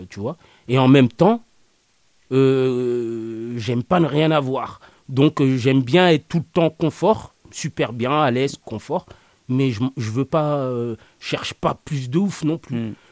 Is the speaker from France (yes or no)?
yes; France; je dis on parce que je m'y inclus, je suis né en France, je me sens français.